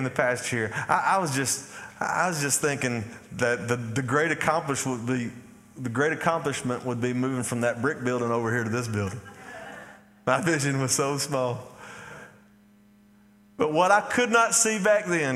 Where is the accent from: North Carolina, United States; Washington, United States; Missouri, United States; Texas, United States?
Texas, United States; Athens; I grew up here. I grew up in Athens, Texas